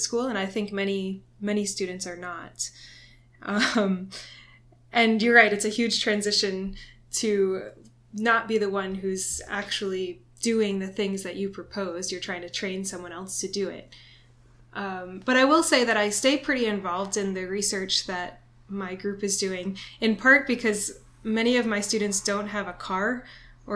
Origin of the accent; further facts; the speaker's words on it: south of Boston, Massachusetts, United States; moved away as an adult; now in Honolulu, United States; I grew up in Massachusetts originally, just south of Boston